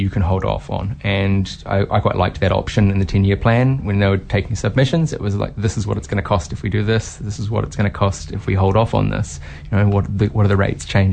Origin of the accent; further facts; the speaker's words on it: Whangarei, Northland, New Zealand; moved away as an adult; now in Hamilton, New Zealand; I'm originally from Northland, from Whangarei, and I ended up staying.